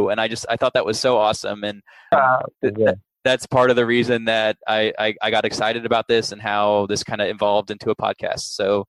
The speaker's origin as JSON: {"language": "English", "town": "Dallas", "region": "Texas", "country": "United States", "tie": "born or raised there", "said": "I'm born and raised in Dallas."}